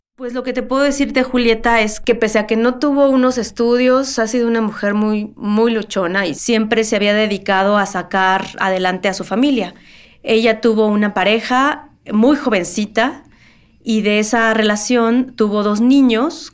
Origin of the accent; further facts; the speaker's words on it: Mexico City, Mexico; nací y vivo en la Ciudad de México toda mi vida